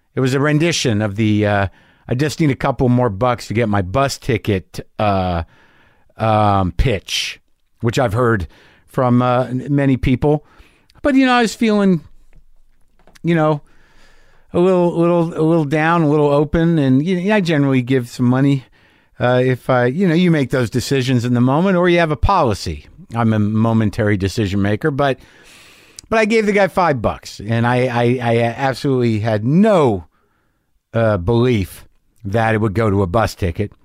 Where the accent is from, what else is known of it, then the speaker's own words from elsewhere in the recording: New Mexico, United States; I grew up in New Mexico